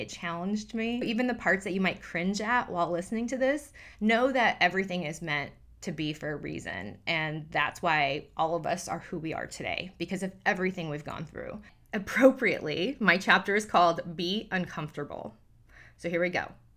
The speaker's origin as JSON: {"language": "English", "town": "Newport Beach", "region": "California", "country": "United States", "tie": "born or raised there", "said": "Growing up in Newport Beach, a predominantly Caucasian neighborhood"}